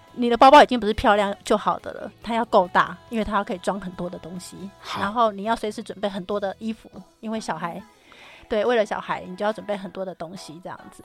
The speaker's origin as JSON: {"language": "Chinese", "region": "Kaohsiung", "country": "Taiwan", "tie": "born or raised there", "said": "我的高雄、我的家乡"}